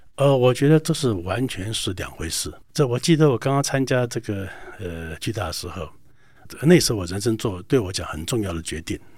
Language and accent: Chinese; Taiwan; 我们台湾这边